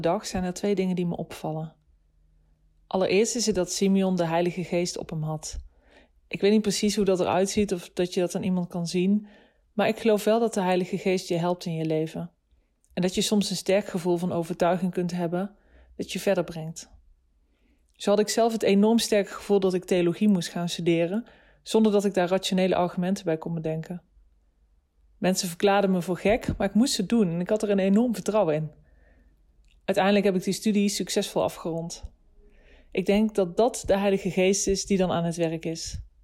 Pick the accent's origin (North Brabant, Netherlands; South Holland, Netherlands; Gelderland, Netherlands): Gelderland, Netherlands; Nijmegen; 35 jaar en ik kom uit Nijmegen